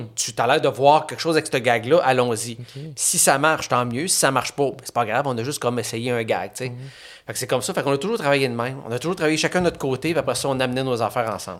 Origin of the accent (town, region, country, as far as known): Saint-Eustache, Quebec, Canada; born or raised there; also born or lived in Chibougamau, Quebec